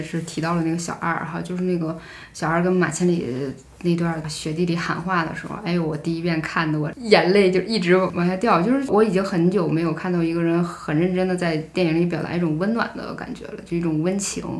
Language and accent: Chinese; Northeast China, China; 我在东北的时候，尤其是我在我家乡的时候，我很少跟人谈论电影或如何如何。